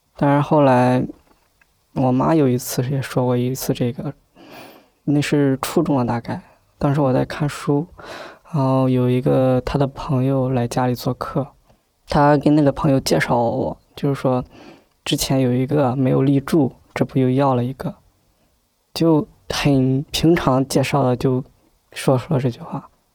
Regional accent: Shandong, China; 我是来自山东一个很平困的一个小县城里

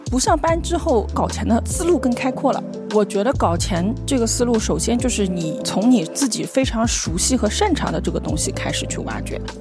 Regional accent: China; 我们中国人说闷声发大财嘛

